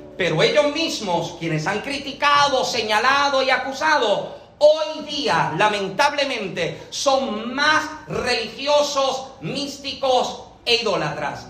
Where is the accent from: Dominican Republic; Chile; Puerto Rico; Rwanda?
Puerto Rico; moved away as an adult; now in Massachusetts, United States; soy boricua.